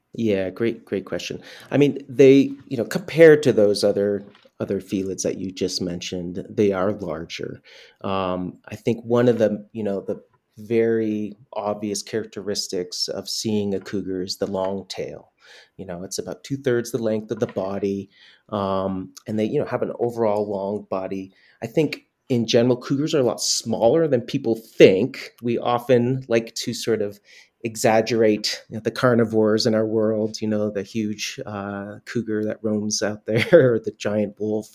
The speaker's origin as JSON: {"language": "English", "area": "Northeast Kingdom", "region": "Vermont", "country": "United States", "tie": "born or raised there", "moved": "as an adult", "lives_now": "Yellowstone, United States", "said": "So I was born and raised in Vermont, in the very northeast part of the state. We call it affectionately the Northeast Kingdom."}